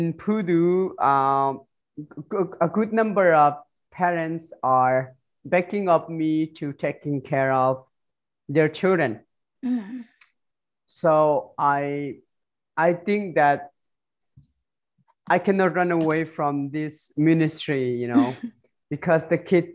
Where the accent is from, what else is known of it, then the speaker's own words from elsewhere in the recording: Chin State, Myanmar; now in Malaysia; I'm from Myanmar, Chin refugee